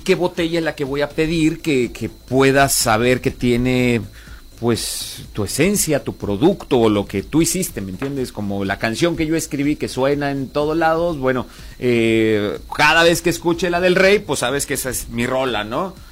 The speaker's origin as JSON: {"language": "Spanish", "region": "Coahuila", "country": "Mexico", "said": "somos de aquí de Coahuila"}